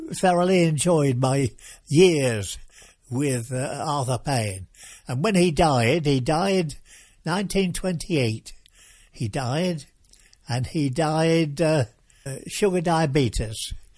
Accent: Watton, East of England, United Kingdom; also born or lived in Norwich / Thetford; mother took me to a place called Watton, which is a market town, and she took me back there to my, uh, home

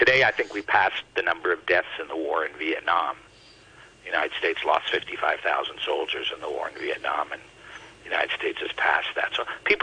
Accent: Canada; as a Canadian

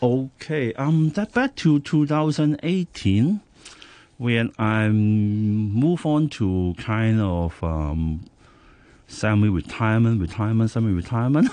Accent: Hong Kong; I was born in Hong Kong. So um, when I was a kid, I think until now, most of the food I, I, I, I, I ate Cantonese local food

